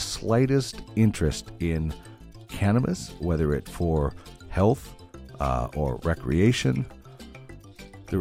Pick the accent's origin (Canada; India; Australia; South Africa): Canada; Brandon, Manitoba; moved away as an adult; also born or lived in Red Deer / Regina; now in Edmonton, Canada; Started out in television in Brandon, Manitoba, my hometown